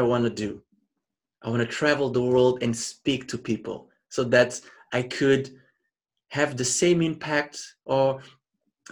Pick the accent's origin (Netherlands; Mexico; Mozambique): Mozambique; I was born and raised in Mozambique.